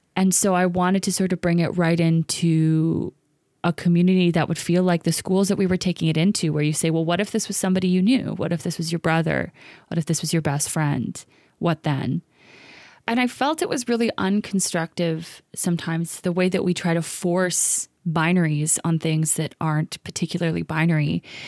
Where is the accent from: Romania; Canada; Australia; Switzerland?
Canada; Vancouver, British Columbia; also born or lived in East Los Angeles, United States; in East Van, and especially in my kinda home neighborhood, which is Commercial Drive, and especially kind of in the nineties and early two thousands when I was growing up